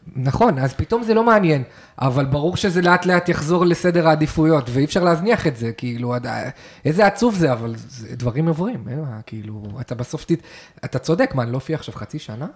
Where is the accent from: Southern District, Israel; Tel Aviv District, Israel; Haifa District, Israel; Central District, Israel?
Haifa District, Israel; the Krayot; גדלנו עליה ב, בקריות